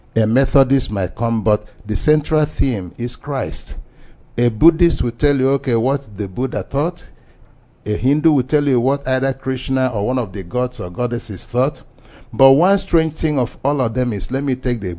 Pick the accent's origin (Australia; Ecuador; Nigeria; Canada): Nigeria; moved away; I'm from Nigeria, of the Igbo extraction.